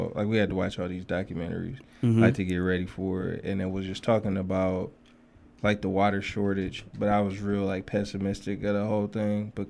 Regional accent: Flint, Michigan, United States; I'm from Flint

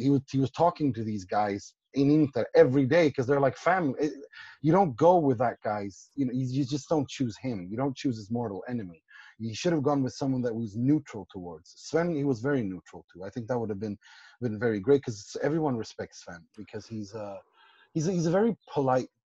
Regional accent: Gothenburg, Västra Götaland, Sweden; I'm from Gothenburg

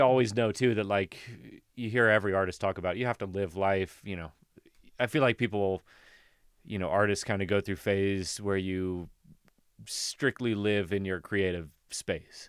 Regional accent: Kentucky, United States; moved away as an adult; now in Colorado, United States; where we grew up in Kentucky

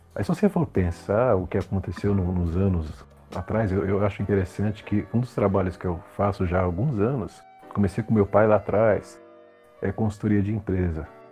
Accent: Brazil; a gente como brasileiro

